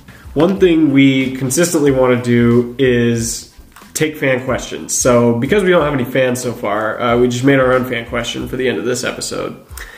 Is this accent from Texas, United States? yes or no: no; Portland, Oregon, United States; Like I said, I was born and raised in Portland. I was born and raised a Duck.